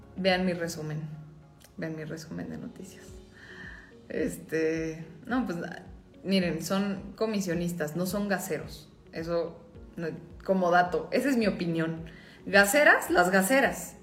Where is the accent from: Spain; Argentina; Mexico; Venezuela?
Mexico; como mexicanos